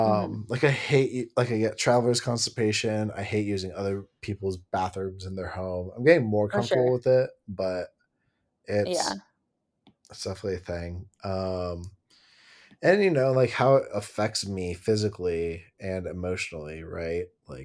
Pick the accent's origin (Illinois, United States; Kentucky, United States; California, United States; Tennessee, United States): California, United States; growing up in Southern California, I would just like wanted minimal clothes